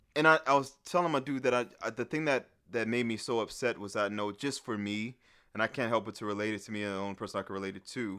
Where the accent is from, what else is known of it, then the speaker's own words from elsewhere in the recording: New Orleans, Louisiana, United States; growing up in New Orleans